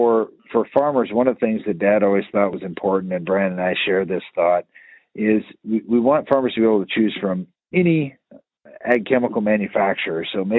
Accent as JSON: {"language": "English", "region": "Iowa", "country": "United States", "tie": "born or raised there", "said": "growing up in North Central Iowa, tillage and rainfall were the answers for a lot of things."}